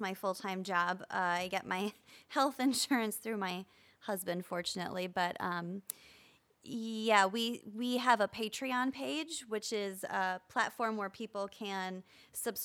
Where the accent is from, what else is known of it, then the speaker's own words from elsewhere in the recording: Midwest, United States; as a Midwesterner